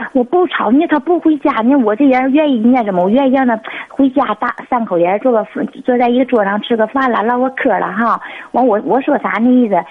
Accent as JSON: {"language": "Chinese", "region": "Northeast China", "country": "China", "said": "我是，我是东北的"}